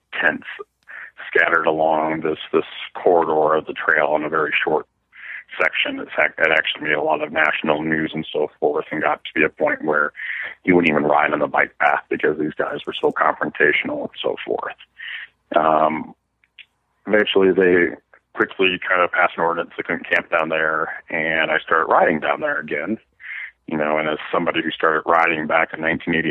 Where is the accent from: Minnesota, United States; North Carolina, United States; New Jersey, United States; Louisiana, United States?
Minnesota, United States; moved away as an adult; also born or lived in Iowa; now in Colorado Springs, United States; I grew up in Minnesota and went to college in Iowa.